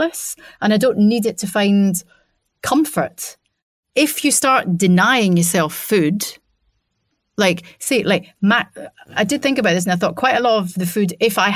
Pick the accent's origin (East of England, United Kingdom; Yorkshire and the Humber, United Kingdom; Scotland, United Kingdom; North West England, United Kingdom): Scotland, United Kingdom; I'm a Scottish person